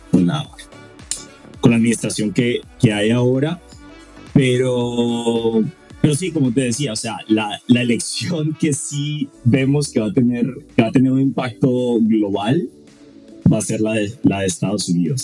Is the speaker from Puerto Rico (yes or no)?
no; Colombia; yo siendo latinoamericano y colombiano